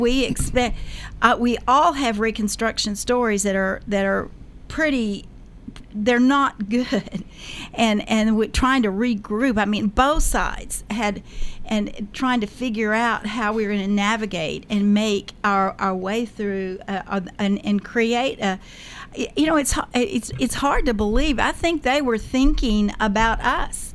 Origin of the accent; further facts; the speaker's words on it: Murfreesboro, Tennessee, United States; We lived it, grew up here. Our families have been a part of the history of not only this community but of Middle Tennessee